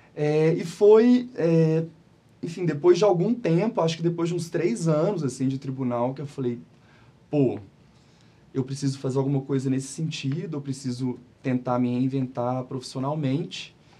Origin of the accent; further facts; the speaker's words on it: Belo Horizonte, Minas Gerais, Brazil; sou de BH, nascido e criado na cidade